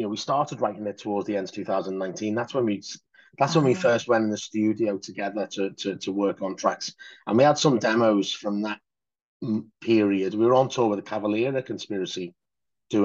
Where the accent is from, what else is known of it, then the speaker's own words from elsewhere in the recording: Liverpool, North West England, United Kingdom; I'm from Liverpool